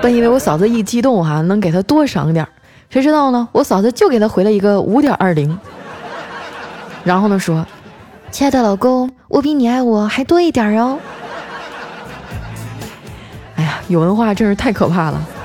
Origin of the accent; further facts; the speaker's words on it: Northeast China, China; 我是东北人儿